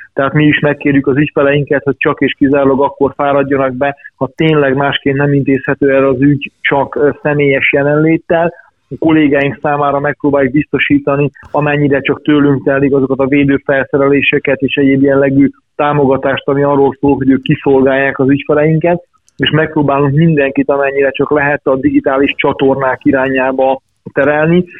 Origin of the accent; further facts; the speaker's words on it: Ada, Vojvodina, Serbia; also born or lived in Subotica; now in Hungary; én vajdasági születésű vagyok, és 91 óta élek Magyarországon